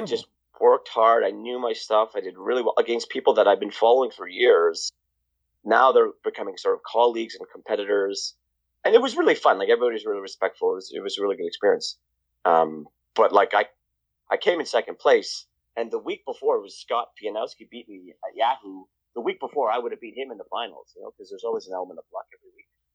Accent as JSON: {"language": "English", "town": "Toronto", "region": "Ontario", "country": "Canada", "tie": "born or raised there", "also_born_or_lived": "Bahamas / London, Ontario", "said": "I grew up in Toronto. I mean, I was born in Toronto, and then we moved to the Bahamas."}